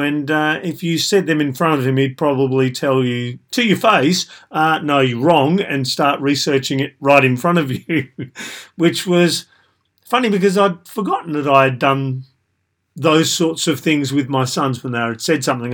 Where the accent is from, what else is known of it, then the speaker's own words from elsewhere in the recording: Australia; I was typical of a middle-ish, low middle class white male growing up in Australia